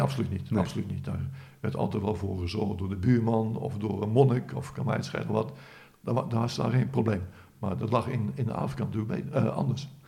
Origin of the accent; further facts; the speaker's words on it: Netherlands; als Hollander